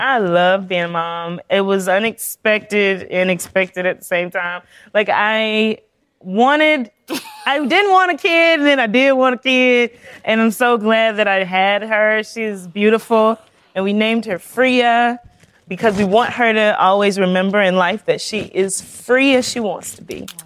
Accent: South Carolina, United States; I'm a girl from South Carolina

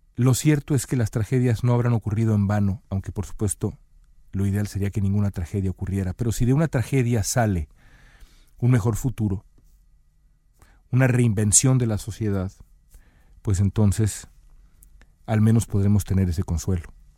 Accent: Mexico; now in United States; Mi generación, la generación que nació en los 70, en México

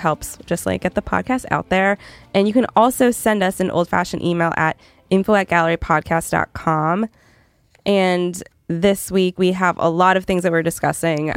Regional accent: Canada; moved away; I'm from Canada originally, so I'm not as big on American Thanksgiving.

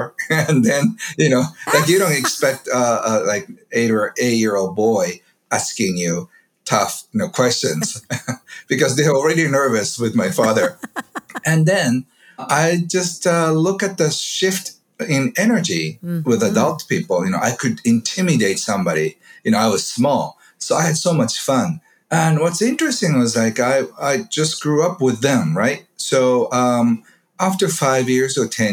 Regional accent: Kobe, Hyogo, Japan; I grew up in a beautiful neighborhood in Kobe, which is west side of Japan.

